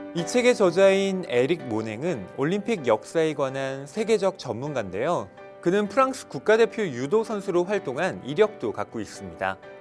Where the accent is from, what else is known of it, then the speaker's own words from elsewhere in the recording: South Korea; 한국인으로서 우리는